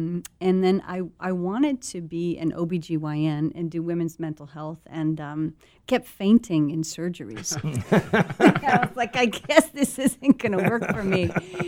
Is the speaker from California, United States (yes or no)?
yes; Los Angeles, California, United States; So I grew up in Los Angeles.